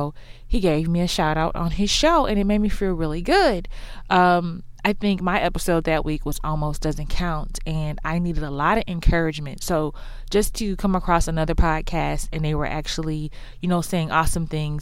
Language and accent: English; Houston, Texas, United States; accent: Texas; Yes, I'm from Houston. That's why I don't have a Dallas accent.